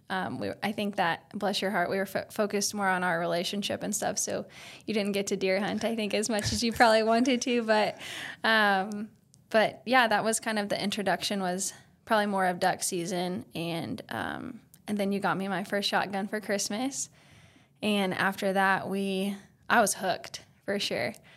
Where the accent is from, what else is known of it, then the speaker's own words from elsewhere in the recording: Oklahoma, United States; I was born and raised in Oklahoma.